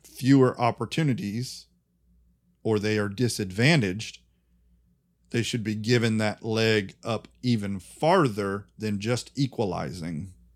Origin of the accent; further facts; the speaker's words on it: United States; I'm American